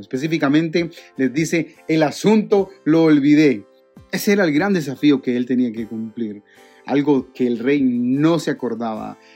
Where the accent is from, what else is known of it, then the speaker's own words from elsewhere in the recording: Guatemala; en mi país, en Guatemala